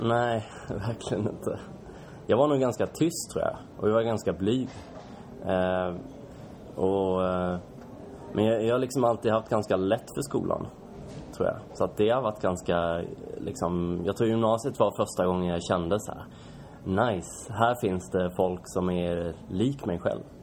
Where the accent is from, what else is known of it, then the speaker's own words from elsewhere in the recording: Kalmar, Kalmar County, Sweden; now in Stockholm, Sweden; Kalmar kommer jag ifrån